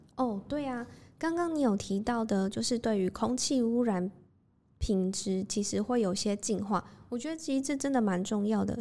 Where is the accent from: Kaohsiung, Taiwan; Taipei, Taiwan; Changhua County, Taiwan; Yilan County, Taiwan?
Taipei, Taiwan; moved away; also born or lived in southern Taiwan; 我之前是在台北出生，然后在台北生活跟读书一阵子